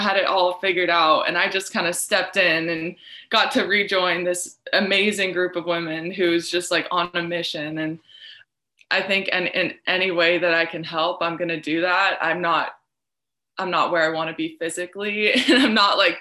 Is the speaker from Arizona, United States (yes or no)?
yes; Arizona, United States; moved away as an adult; now in Lincoln, United States; family that I wasn't necessarily too close to growing up in Arizona